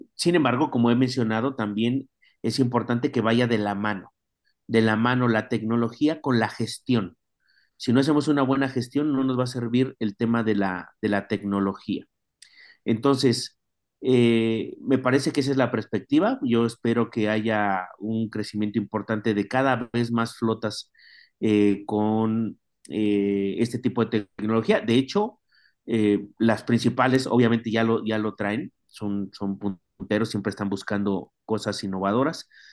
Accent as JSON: {"language": "Spanish", "country": "Mexico", "said": "ya tenemos como mexicanos un derecho"}